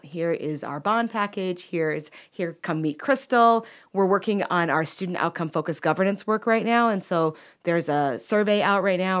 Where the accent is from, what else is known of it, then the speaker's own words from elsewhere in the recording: Chicago, Illinois, United States; moved away as an adult; now in Cornelius, North Carolina, United States; I'm originally from Chicago and moved down here in about two thousand eleven